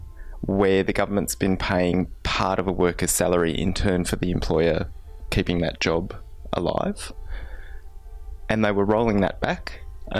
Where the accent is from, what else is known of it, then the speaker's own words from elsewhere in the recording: Australia; moved away as an adult; now in London, United Kingdom; I'm from Australia